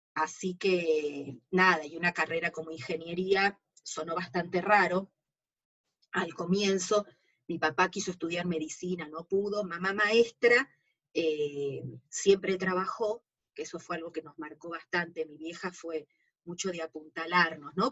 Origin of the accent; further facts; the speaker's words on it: Buenos Aires, Argentina; Yo nací acá en Capital Federal, yo actualmente vivo en Caballito y de casualidad nací en un hospital que ya no está más, cerca de acá. Yo, vivía en San Telmo de jovencita, hasta los 7 años. Y después me mudé a Caballito de chica.